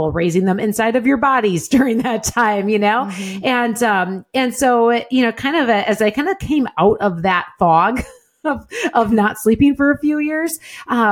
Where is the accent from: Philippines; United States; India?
United States; southern Wisconsin; now in Green Bay area, United States; grew up, you know, in a little small town in southern Wisconsin, milking cows